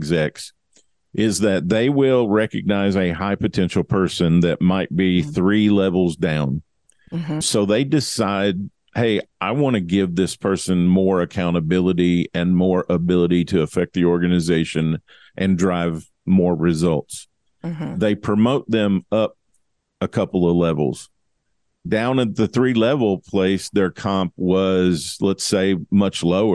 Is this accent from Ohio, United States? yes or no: no; Kentucky, United States; I'm from Kentucky